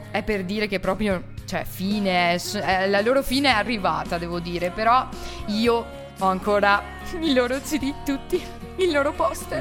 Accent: Tezze, Italy

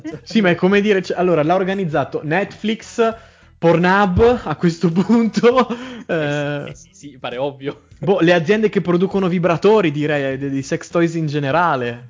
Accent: Trento, Trentino-Alto Adige, Italy; sì, sono di Trento.

